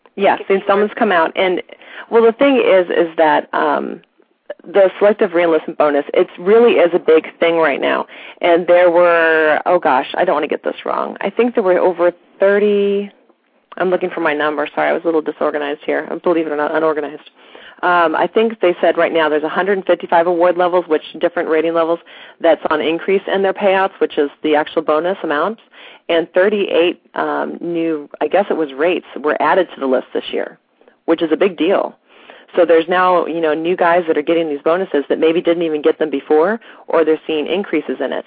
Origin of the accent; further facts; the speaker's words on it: St. Louis, Missouri, United States; moved away as an adult; now in East Coast, United States; we're originally from St. Louis, Missouri